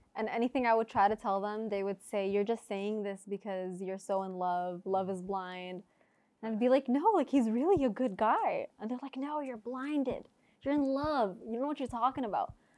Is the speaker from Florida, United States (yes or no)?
yes; Orlando, Florida, United States; moved away as an adult; now in California, United States; I'm from Orlando